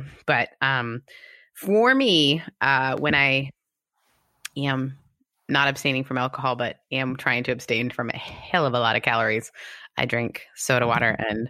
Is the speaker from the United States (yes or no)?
no; Canada; also born or lived in United Kingdom; I'm Canadian and British. We just become comedians. We don't talk about it.